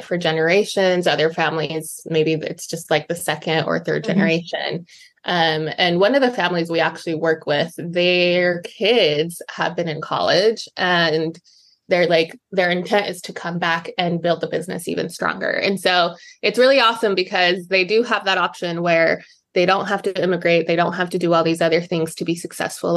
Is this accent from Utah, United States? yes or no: yes; Utah, United States; moved away as an adult; also born or lived in Mexico; now in Boston, United States; I grew up in Utah for the most part